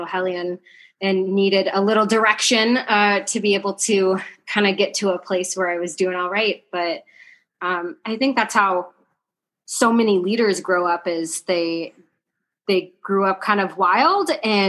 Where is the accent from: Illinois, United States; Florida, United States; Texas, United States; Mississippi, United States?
Illinois, United States; southern; moved away; I grew up in a really small town in southern Illinois, closer to Kentucky, not anywhere near Chicago